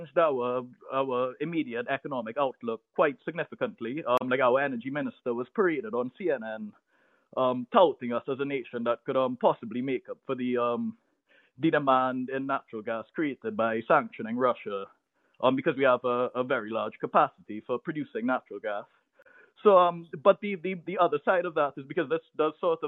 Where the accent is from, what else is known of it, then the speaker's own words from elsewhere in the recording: Trinidad & Tobago; I'm from Trinidad and Tobago, a small twin island nation off the coast of Venezuela